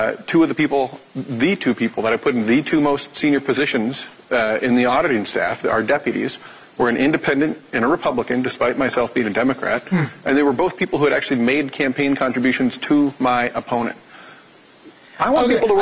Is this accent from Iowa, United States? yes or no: yes; Decorah, Iowa, United States; I come from Northeast Iowa. I grew up in a small town of about 7,000 people. You got to drive an hour to get to a four-lane highway. It's called Decorah.